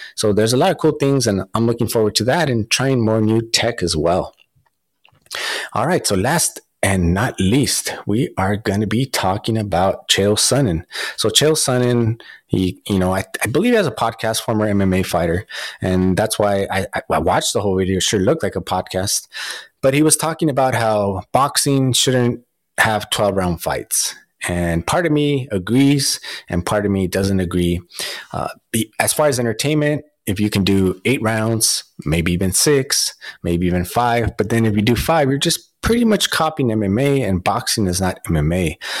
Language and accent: English; United States; Me being Mexican American